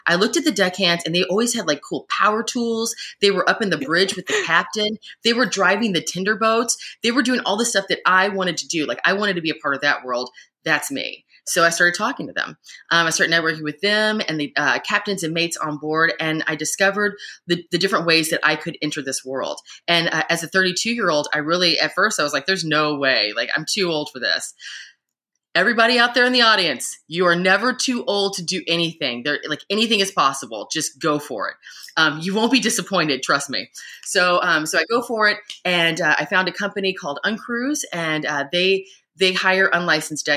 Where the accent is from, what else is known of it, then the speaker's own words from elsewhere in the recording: Louisville, Kentucky, United States; I'm from Louisville, Kentucky, so I'm landlocked